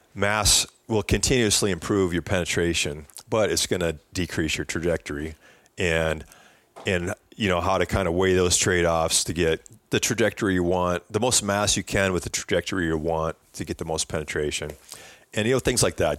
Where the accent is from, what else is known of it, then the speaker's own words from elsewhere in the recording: Wisconsin, United States; I grew up bow hunting whitetails in Wisconsin